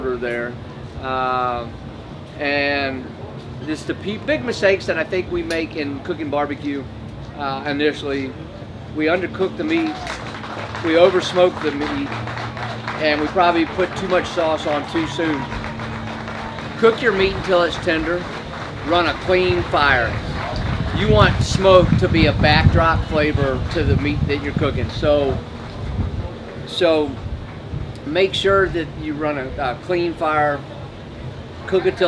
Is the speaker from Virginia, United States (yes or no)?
yes; Richmond, Virginia, United States; I'm from Richmond, Virginia